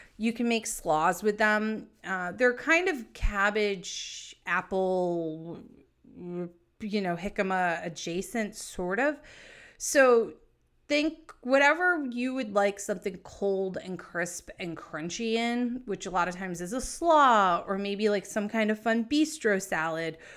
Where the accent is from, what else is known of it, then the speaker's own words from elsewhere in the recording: New England, United States; also born or lived in San Diego; I'm from New England